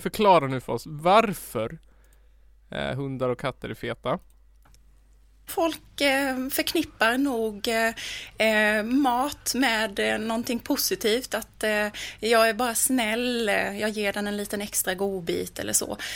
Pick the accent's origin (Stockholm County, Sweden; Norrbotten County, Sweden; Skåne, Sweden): Skåne, Sweden; Född den 23 maj 1991 i Hemsödynge i Skåne